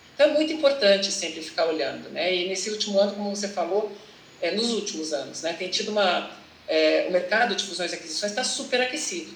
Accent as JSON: {"language": "Portuguese", "town": "Curitiba", "region": "Paraná", "country": "Brazil", "also_born_or_lived": "England / São Paulo", "moved": "as an adult", "said": "eu sou de Curitiba, me formei na Universidade Federal do Paraná"}